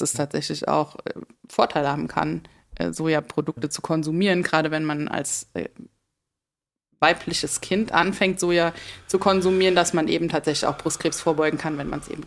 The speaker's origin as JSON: {"language": "German", "region": "Rhineland-Palatinate", "country": "Germany", "said": "in Rheinland-Pfalz, da wo ich herkomme"}